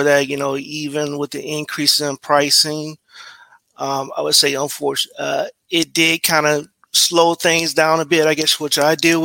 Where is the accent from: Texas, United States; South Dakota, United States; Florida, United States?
Florida, United States; Brevard County; moved away as an adult; also born or lived in Tallahassee, Florida; now in Tampa, United States; I'm actually here from Brevard County. That's actually on the East Coast